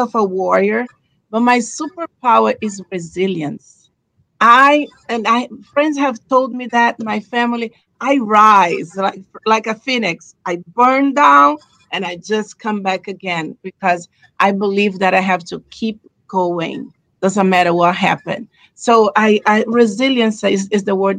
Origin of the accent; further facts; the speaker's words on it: Brazil; moved away as an adult; I'm originally from Brazil, live in this country for 20 years